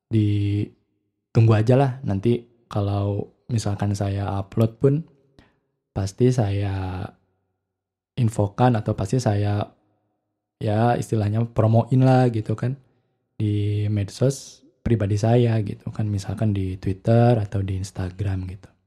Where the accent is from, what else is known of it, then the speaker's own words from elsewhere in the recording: Bandung, West Java, Indonesia; maaf ya saya kebetulan saya orang Bandung jadi mungkin akan pakai beberapa istilah dalam bahasa Sunda gitu karena kebiasaan gitu ya